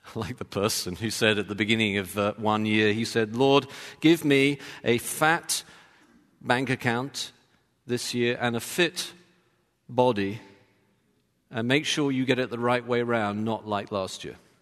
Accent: London, United Kingdom; now in Texas, United States; I'm from London. I wasn't born in Texas

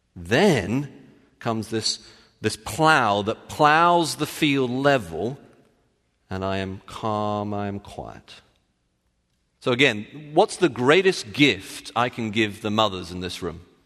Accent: United Kingdom; I'm British

